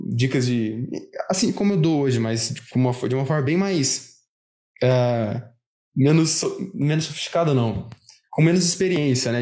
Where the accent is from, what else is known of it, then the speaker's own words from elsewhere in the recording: Uberlândia, Minas Gerais, Brazil; aqui de Berlândia, sou, sou de Minas